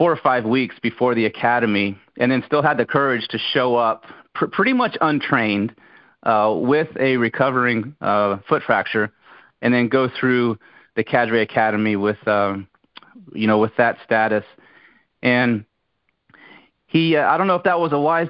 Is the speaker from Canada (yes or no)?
no; Brunswick County, North Carolina, United States; where I grew up in Brunswick County, North Carolina